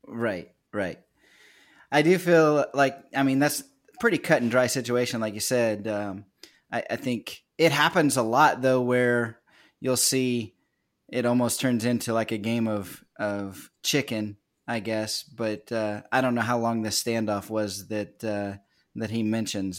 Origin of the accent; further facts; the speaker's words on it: Kansas, United States; now in Virginia, United States; I'm from a little nowhere town in Kansas. Ended up found my way to the East Coast over here in in Virginia